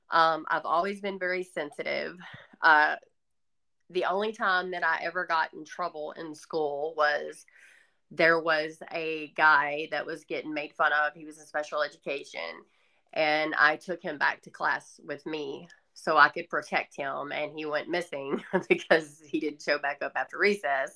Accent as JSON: {"language": "English", "region": "the South", "country": "United States", "tie": "born or raised there", "accent": "Southern", "said": "I grew up in the South, obviously by this accent"}